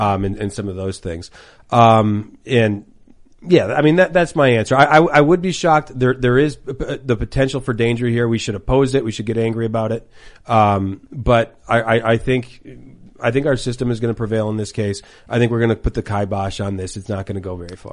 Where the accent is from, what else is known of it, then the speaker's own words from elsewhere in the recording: Minneapolis, Minnesota, United States; I'll go back to my home state. I live in Minnesota, Twin Cities.